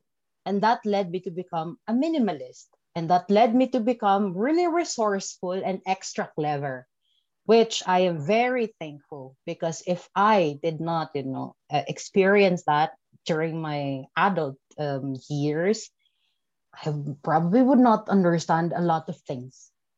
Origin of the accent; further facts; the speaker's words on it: Philippines; English is a second language; My childhood, fondest memory of my childhood, because we are from a village. I remember that our streets are not paved and not cement. It's just like, it's dirt road.